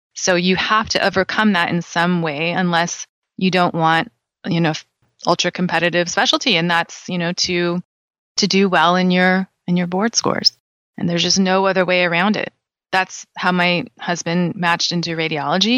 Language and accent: English; California, United States; I'm born and raised in California